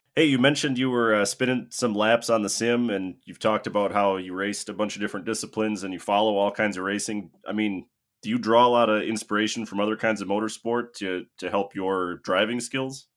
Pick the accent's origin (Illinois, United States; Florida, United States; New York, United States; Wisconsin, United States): Wisconsin, United States; Crandon; moved away; I'm actually from Crandon, you know, grew up at the racetrack there myself